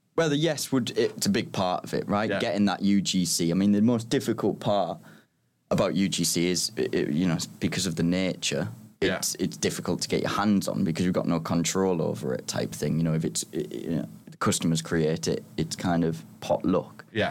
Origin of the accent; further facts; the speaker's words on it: Middlesbrough, North East England, United Kingdom; moved away as an adult; also born or lived in Liverpool; now in London, United Kingdom; I'm from Middlesbrough